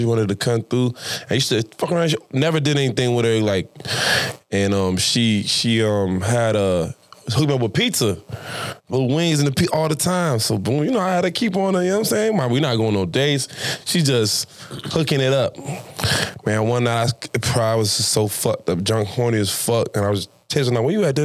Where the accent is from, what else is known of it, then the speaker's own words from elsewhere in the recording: Miami, Florida, United States; also born or lived in North Carolina; I'm from Miami, I'm Jamaican, and I'm on the radio